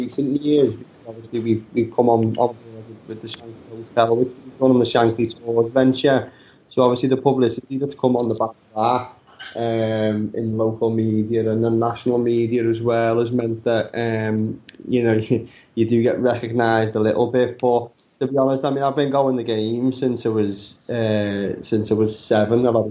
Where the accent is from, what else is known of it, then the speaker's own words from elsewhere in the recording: Liverpool, North West England, United Kingdom; growing up in Liverpool as a city